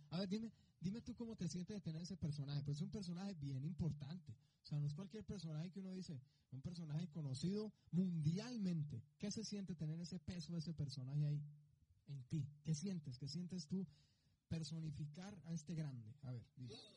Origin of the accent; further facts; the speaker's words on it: Colombia; now in Mexico; yo soy colombiano